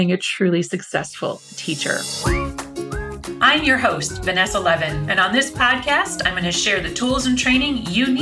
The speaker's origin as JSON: {"language": "English", "area": "near Detroit", "region": "Michigan", "country": "United States", "tie": "born or raised there", "also_born_or_lived": "Seoul, South Korea / Houston, Texas / Boston, Massachusetts / Dallas, Texas", "moved": "as an adult", "said": "I went to Detroit, Michigan, which is pretty close to my hometown"}